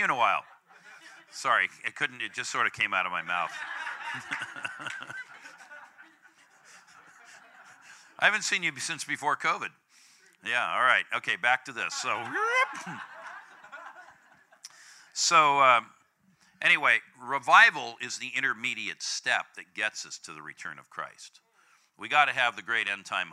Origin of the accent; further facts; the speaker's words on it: California, United States; I'm from California